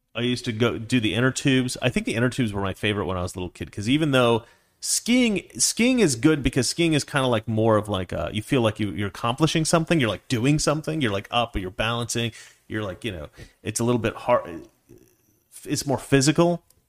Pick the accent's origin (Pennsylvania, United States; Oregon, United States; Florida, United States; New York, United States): Oregon, United States; Dallas; I was born in Dallas, Oregon